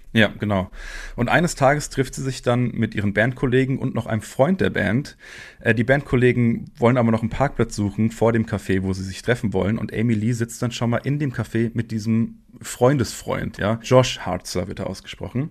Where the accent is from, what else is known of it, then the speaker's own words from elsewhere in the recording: Frankfurt am Main, Hesse, Germany; Ich komme ja hier aus Frankfurt